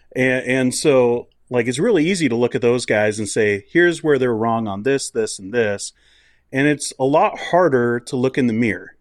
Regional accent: United States; moved away as an adult; now in Canada; I grew up in the States

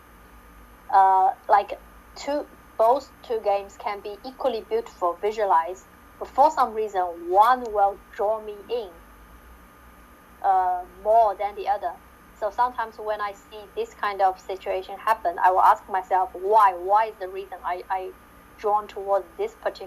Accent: Shanghai, China; moved away; I came from Shanghai, China, which the city rarely snow

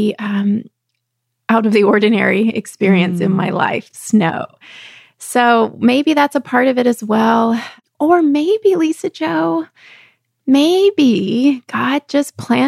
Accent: Texas, United States; growing up in Texas

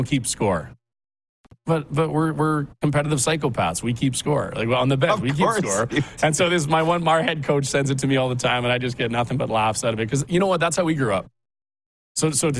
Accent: Regina, Saskatchewan, Canada; now in Calgary, Canada; I was fortunate enough growing up in Regina

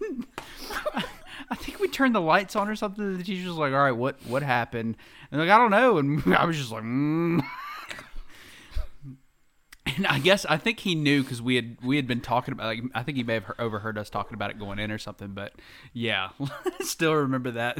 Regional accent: Anderson, South Carolina, United States; I'm from Anderson

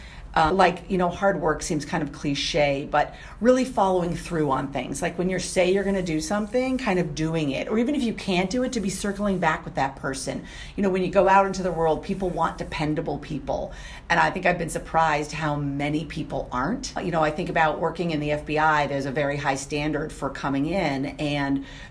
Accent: New Hampshire, United States; moved away as an adult; also born or lived in New Orleans, Louisiana; I grew up in New Hampshire

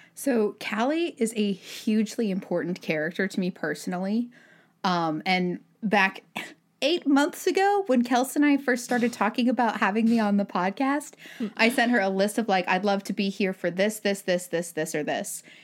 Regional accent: Utah Valley, United States; I grew up in Utah Valley, Utah

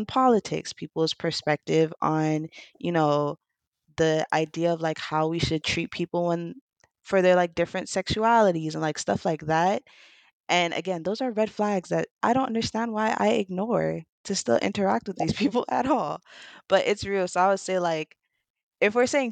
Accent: Saint Croix, U.S. Virgin Islands; I'm from the Virgin

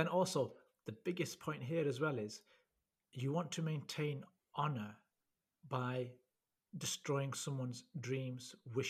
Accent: United Kingdom; we were born here. But we are classed as second-generation migrants because we were born to the first generation.

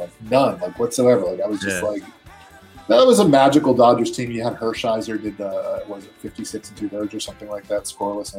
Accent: New York, United States; moved away; I'm from New York originally

